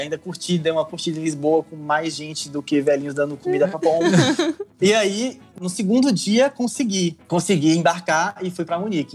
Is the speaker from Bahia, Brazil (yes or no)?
yes; Bahia, Brazil; now in Albania; um baiano na Albânia. Saí da Bahia, vim pra Albânia